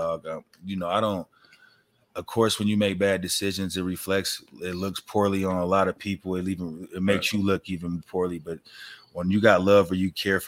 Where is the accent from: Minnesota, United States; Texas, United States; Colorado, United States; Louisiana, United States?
Colorado, United States; Denver; I'm just from Denver